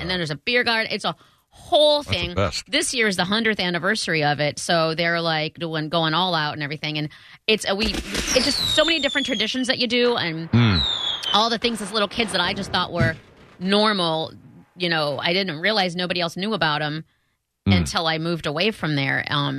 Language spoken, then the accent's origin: English; Iowa, United States; I'm from Iowa, where it's the land of corn